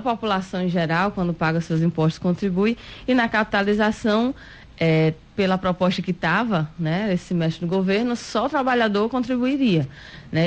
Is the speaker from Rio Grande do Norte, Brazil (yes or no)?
yes; Rio Grande do Norte, Brazil; nós que somos aqui do Nordeste, que somos de um estado como o Rio Grande do Norte